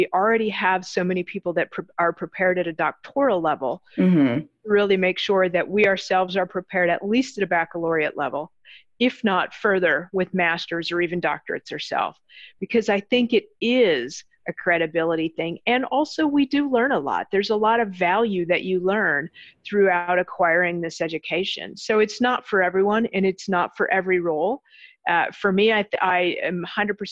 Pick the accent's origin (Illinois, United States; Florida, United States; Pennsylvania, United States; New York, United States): Illinois, United States; Chicago; moved away as an adult; I grew up in Chicago